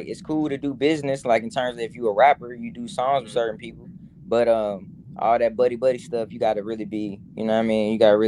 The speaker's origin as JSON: {"language": "English", "town": "Atlanta", "region": "Georgia", "country": "United States", "tie": "born or raised there", "said": "But growing up in Atlanta, it was pretty dope, you know what I mean?"}